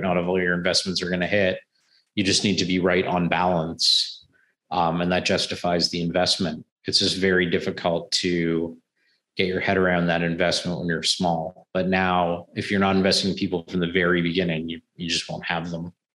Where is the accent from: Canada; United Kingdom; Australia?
Canada; as a Canadian